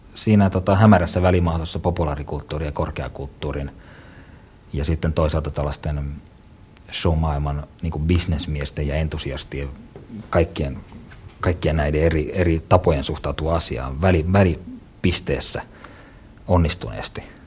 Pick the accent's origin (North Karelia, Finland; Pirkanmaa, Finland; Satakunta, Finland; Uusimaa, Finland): North Karelia, Finland; Joensuu; moved away; Joensuussa, missä synnyin ja kasvoin ensimmäiset vuodet.